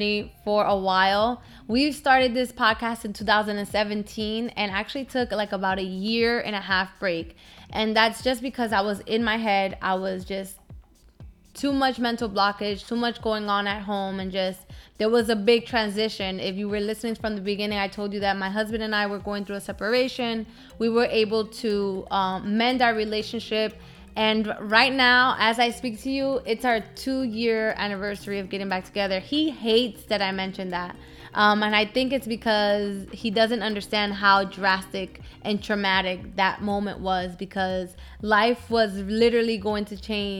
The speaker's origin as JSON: {"language": "English", "town": "Newark", "region": "New Jersey", "country": "United States", "tie": "born or raised there", "also_born_or_lived": "Dominican Republic", "accent": "Hispanic", "moved": "as an adult", "lives_now": "Florida, United States", "said": "My hometown, my home was Newark, New Jersey"}